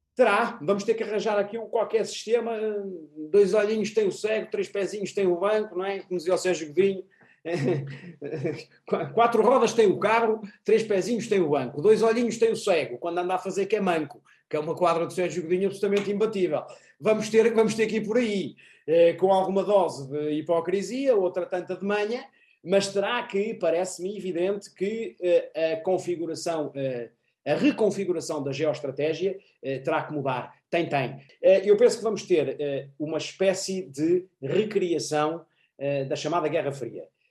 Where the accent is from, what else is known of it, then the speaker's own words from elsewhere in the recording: Portugal; nós portugueses